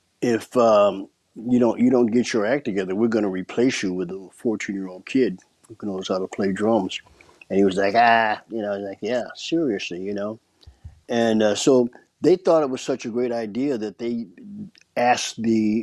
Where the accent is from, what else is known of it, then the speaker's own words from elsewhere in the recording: Palm Springs, California, United States; I grew up in Palm Springs, you know, on the Indian reservation.